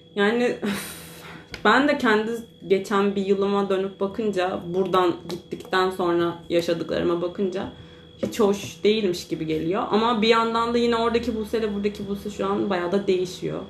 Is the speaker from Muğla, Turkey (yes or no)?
yes; Marmaris, Muğla, Turkey; now in İzmir, Turkey; Marmaris'te de bu sefer doğup büyüdüğüm memleketimin